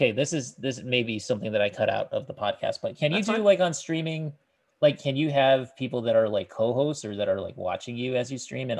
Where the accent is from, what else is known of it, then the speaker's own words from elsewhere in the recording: Vermont, United States; Back when I was growing up in Vermont, we only had 2 jobs.